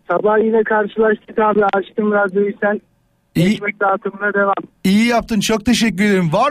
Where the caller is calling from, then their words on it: Yalova, Turkey; Ben Yalova'dan.